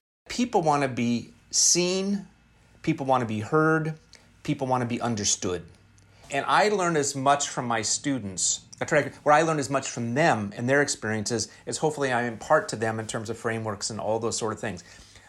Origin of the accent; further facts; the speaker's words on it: Seattle, Washington, United States; I have a very unique lens growing up on the West Coast in Seattle, my hometown, and I have a perspective, I'm a male, I'm white, and I have a series of experiences.